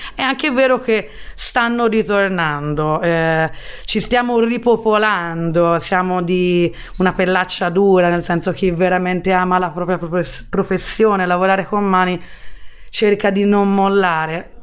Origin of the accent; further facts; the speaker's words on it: Florence, Tuscany, Italy; also born or lived in London / Australia; sono fiorentina, tra l'altro sono nata nello stesso quartiere, nella stessa via dove poi sono riuscita anni dopo a prendere bottega